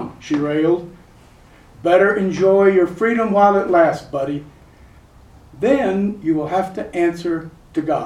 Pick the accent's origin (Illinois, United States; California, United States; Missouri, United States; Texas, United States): Texas, United States; San Antonio; born or raised there